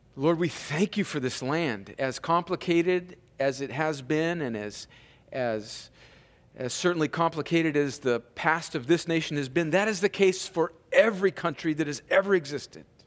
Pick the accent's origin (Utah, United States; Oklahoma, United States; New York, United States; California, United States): California, United States; Imperial Valley; born or raised there; moved away